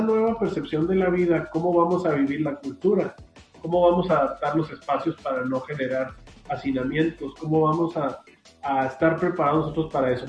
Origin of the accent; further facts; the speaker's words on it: Hidalgo del Parral, Chihuahua, Mexico; a la gente de Parral, de donde soy originario